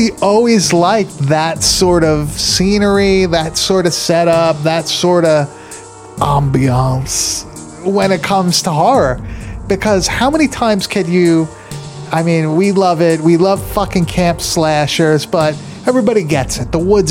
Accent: New York, United States; I grew up in New York. I was always in the city.

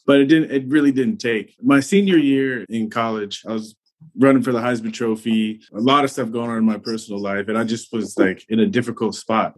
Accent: San Diego, California, United States; I grew up in San Diego, so growing up in Southern California, it was all around

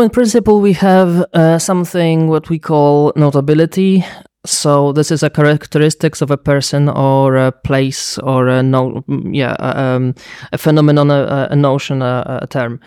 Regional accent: Lublin, Lublin Voivodeship, Poland; my hometown, Lublin, in Poland

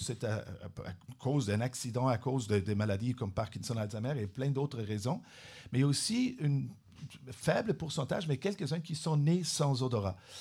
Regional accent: Trentino-Alto Adige, Italy; French is a second language; moved away as an adult; also born or lived in Switzerland / Vienna, Austria / Germany / Montreal, Canada; now in Trois-Rivières, Canada; Je suis né en Suisse, j'ai oh. grandi en Italie, dans le nord de l'Italie, une petite province euh, bilingue, majoritairement allemande.

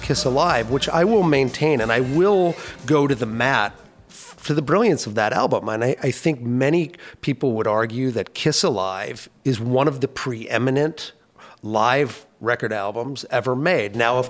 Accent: Minnesota, United States; also born or lived in California; I moved to Minnesota in 1976 from California, so I grew up on a diet

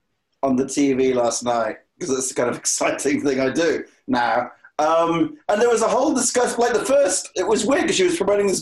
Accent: Wales, United Kingdom; I come from Wales where nothing is understandable.

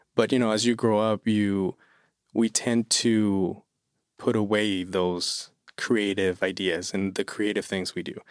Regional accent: Toluca, State of Mexico, Mexico; English is a second language; moved away as an adult; now in Lehigh Valley, United States; I'm originally from Mexico City. Well, I'm from Toluca, which is an hour away from Mexico City. And I moved here in twenty twenty

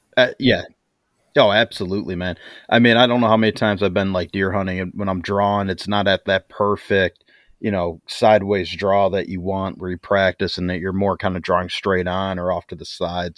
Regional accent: Midwest, United States; moved away; I'm from the Midwest

